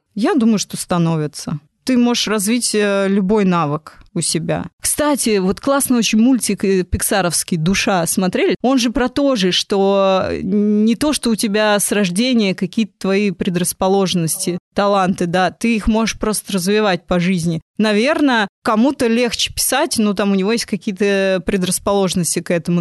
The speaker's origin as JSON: {"language": "Russian", "region": "Moscow", "country": "Russia", "tie": "born or raised there", "said": "я выросла в Москве, я родилась в Москве, я училась в МГУ"}